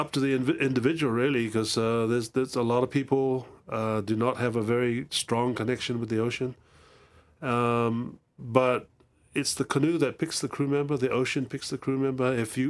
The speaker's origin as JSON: {"language": "English", "country": "Cook Islands", "said": "Well, I'm from the Cook Islands. The Cook Islands is a small group in the middle of the Pacific Ocean."}